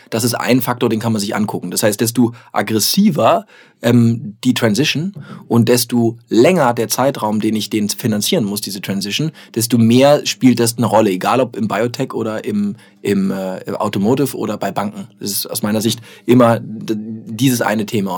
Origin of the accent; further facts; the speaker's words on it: Germany; ich persönlich als Deutscher